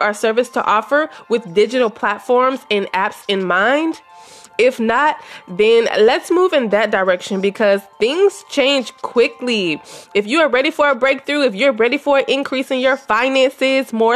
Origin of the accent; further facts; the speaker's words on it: Louisiana, United States; moved away as an adult; now in Texas, United States; I was born and lived in Louisiana until my mother passed, and then I moved to Texas as a licensed cosmetologist